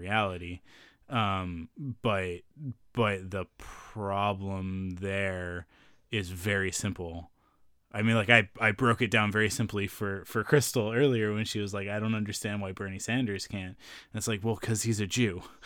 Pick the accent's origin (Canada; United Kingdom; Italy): Canada; being Canadian